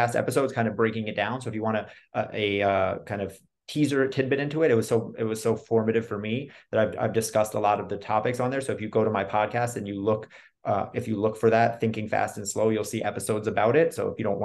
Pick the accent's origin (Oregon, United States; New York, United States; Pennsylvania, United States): New York, United States; I'm also from New York